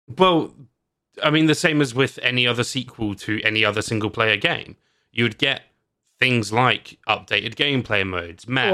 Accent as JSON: {"language": "English", "country": "United Kingdom", "said": "I'm British"}